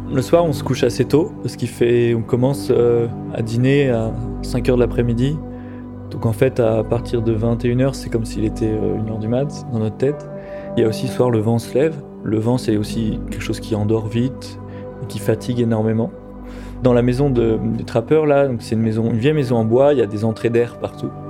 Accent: France

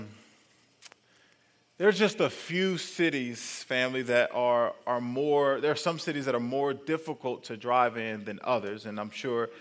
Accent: El Paso, Texas, United States; now in Huntsville, United States; I grew up in Texas, but, you know, it was El Paso

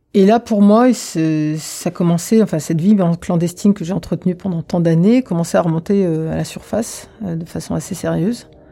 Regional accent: Reims, Grand Est, France; moved away as an adult; also born or lived in Algeria / Paris; j'ai grandi à Reims où j'ai fait toutes mes études en fait jusqu'à l'université

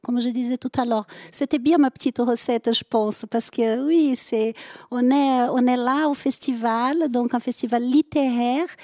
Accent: southern France, France; accent: southern; avec mon accent, je viens plutôt du sud

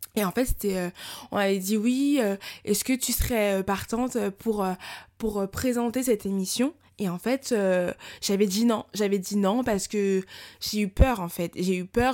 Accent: France; j'ai grandi en France

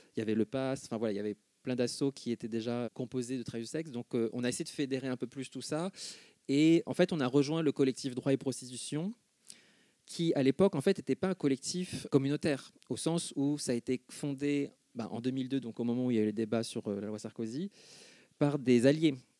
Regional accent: Argenteuil, Île-de-France, France; J'ai grandi à Argenteuil, en gros. Hein, je suis né à puis vers 7 ans, on a déménagé à Argenteuil

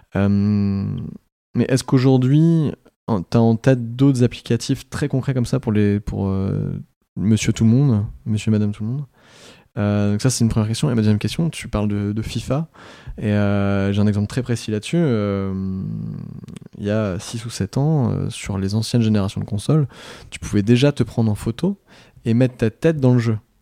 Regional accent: France; en tant que Français

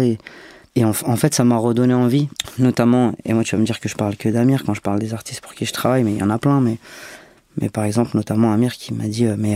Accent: Marseille, Provence-Alpes-Côte d'Azur, France; je suis né à Marseille

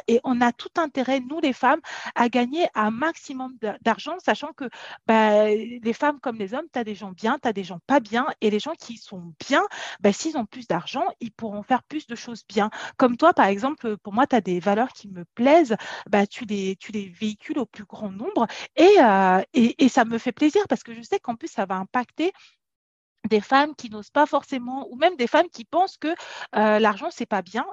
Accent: France; also born or lived in Africa; moi je suis née en Afrique, en Afrique on n'était pas déjà riche et quand on est quand on est venu en France, quand j'étais petite

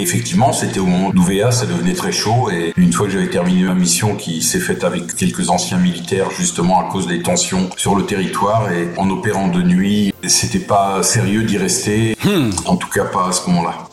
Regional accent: Mirecourt, Grand Est, France; also born or lived in Épinal; now in Brittany, France; Je suis né à Épinal, effectivement, dans les Vosges

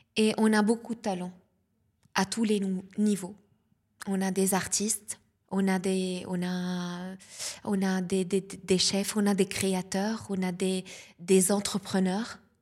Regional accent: South Lebanon, Lebanon; accent: Lebanese; first language Lebanese Arabic; French is a second language; moved away as an adult; now in Nice, France; je suis née au Liban, je suis libanaise d'origine. Et euh, voilà, donc la Méditerranée, euh, je, suis une, femme de la Méditerranée. Et du sud du Liban

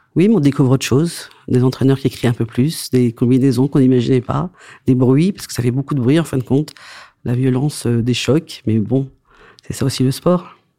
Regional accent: Saint-Émilion, Nouvelle-Aquitaine, France; also born or lived in Antananarivo, Madagascar; Saint-Émilion, parce que c'est là d'où je viens

